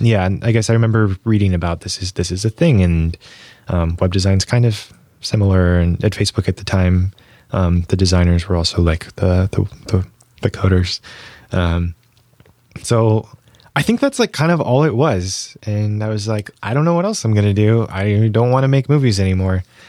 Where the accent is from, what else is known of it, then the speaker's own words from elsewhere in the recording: Bloomfield Hills, Michigan, United States; moved away as an adult; also born or lived in San Francisco; Um, there's called Bloomfield Hills.